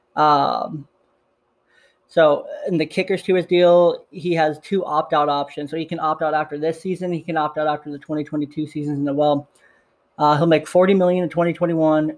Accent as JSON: {"language": "English", "area": "Bay Area", "region": "California", "country": "United States", "tie": "born or raised there", "said": "I was raised in the Bay Area"}